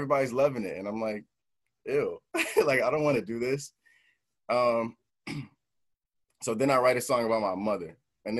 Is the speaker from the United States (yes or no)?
yes; New Jersey, United States; I'm an artist from New Jersey